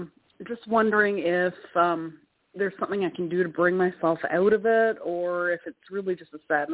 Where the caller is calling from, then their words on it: Canada; Hi, Toni. It's … calling from Canada.